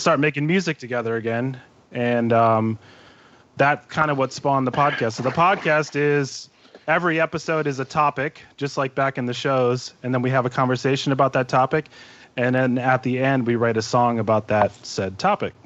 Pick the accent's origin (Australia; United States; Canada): United States; Southern California; also born or lived in Milwaukee, Wisconsin; I grew up in Southern California. I was born in Milwaukee